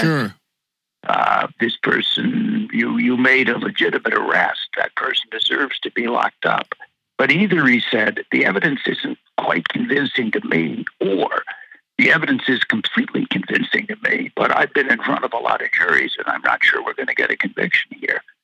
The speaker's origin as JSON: {"language": "English", "town": "Washington", "region": "District of Columbia", "country": "United States", "said": "I'm from Washington D.C."}